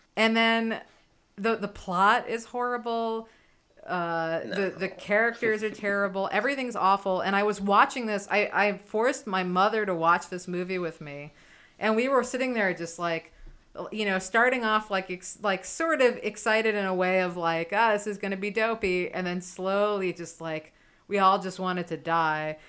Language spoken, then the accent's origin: English; New York City, New York, United States; a born and raised New Yorker